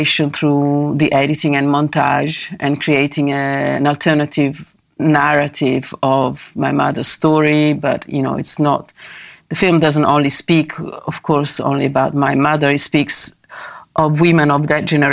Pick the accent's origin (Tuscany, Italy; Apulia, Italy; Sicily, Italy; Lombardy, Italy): Lombardy, Italy; Milan; also born or lived in London; I went back to Milano, my hometown